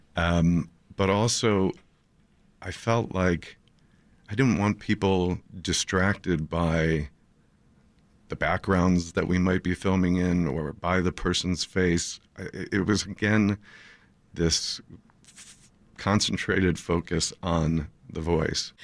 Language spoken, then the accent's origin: English; Highland Park, Illinois, United States; I grew up in Highland Park, um, and raised my kids there